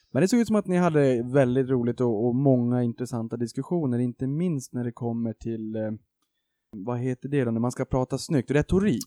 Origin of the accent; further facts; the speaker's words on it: Boden, Norrbotten County, Sweden; moved away; jag kommer från Boden från första början uppe i Norrbotten